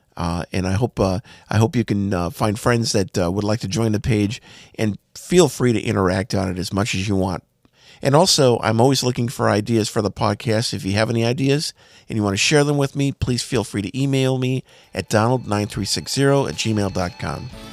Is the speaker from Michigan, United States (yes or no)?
no; Bismarck, North Dakota, United States; the house I grew up in in Bismarck, North Dakota